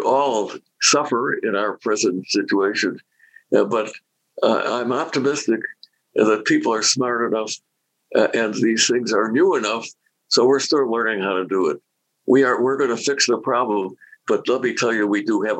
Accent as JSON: {"language": "English", "country": "United States", "said": "I'm proud of being an American."}